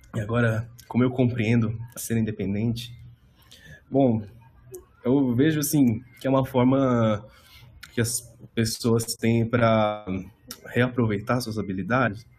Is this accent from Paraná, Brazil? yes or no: no; Suzano, São Paulo, Brazil; eu sou de Suzano